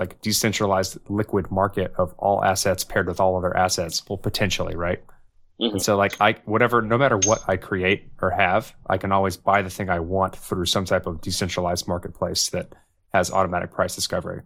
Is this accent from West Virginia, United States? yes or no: no; Texas, United States; I'm a Texan